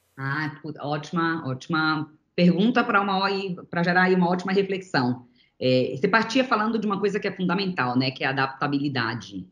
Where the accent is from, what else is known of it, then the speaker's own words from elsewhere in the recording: Bahia, Brazil; moved away; also born or lived in São Paulo; Eu era da Bahia, né, cresci na Bahia na minha infância, e acabei vindo para São Paulo para continuar estudando o balé